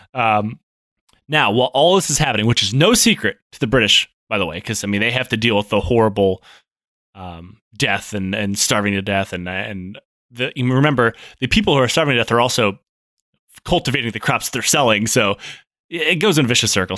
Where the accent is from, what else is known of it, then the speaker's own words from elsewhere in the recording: Detroit, Michigan, United States; moved away; growing up in Detroit.